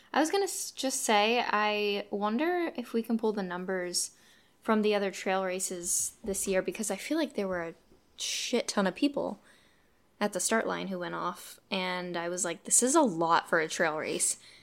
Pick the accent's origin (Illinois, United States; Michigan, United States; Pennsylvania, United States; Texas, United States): Pennsylvania, United States; Poconos; I grew up in the Poconos